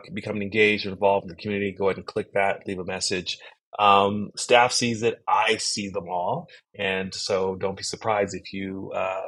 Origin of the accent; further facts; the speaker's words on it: United States; I'm African American